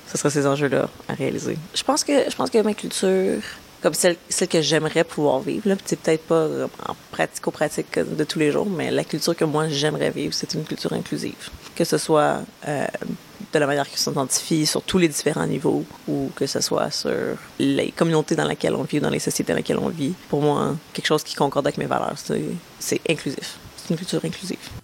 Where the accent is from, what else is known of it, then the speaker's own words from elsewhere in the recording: Montreal, Quebec, Canada; Je suis montréalaise, toujours été montréalaise